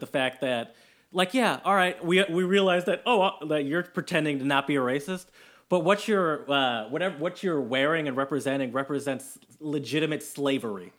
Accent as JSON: {"language": "English", "region": "Michigan", "country": "United States", "also_born_or_lived": "Austria / Germany", "said": "I love Michigan, where I'm from"}